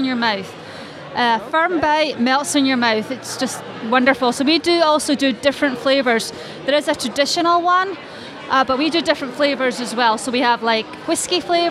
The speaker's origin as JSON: {"language": "English", "town": "Ayr", "region": "Scotland", "country": "United Kingdom", "tie": "born or raised there", "also_born_or_lived": "Aberdeen", "moved": "yes", "said": "I was born and brought up in Scotland in a small town called Ayr, south of Glasgow."}